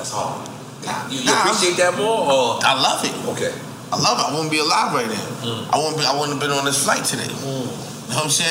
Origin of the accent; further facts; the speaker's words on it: Buffalo, New York, United States; So growing up in Buffalo